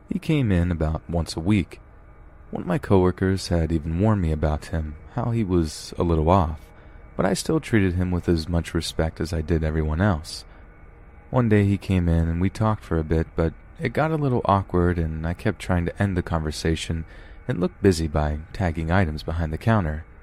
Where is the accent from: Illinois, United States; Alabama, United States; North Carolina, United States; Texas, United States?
Texas, United States; moved away as an adult; now in New York, United States; I was born and raised in Texas, but had to move to New York when I was 21.